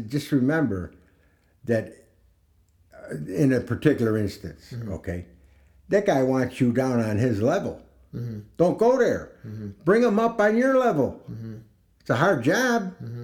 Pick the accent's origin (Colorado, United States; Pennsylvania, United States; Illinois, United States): Illinois, United States; Chicago; I grew up in Chicago